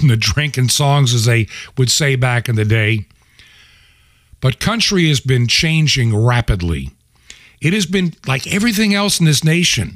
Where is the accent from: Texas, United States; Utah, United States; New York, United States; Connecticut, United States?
New York, United States; Buffalo; I'm a Catholic from Buffalo